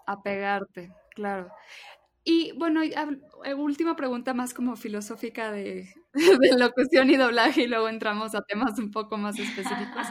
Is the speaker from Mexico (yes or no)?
yes; Mexico